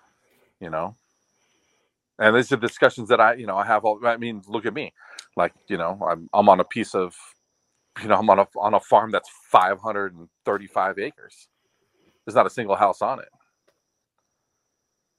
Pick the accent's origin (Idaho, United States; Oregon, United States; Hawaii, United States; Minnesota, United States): Hawaii, United States; Oahu; now in Maui, United States; I'm from Oahu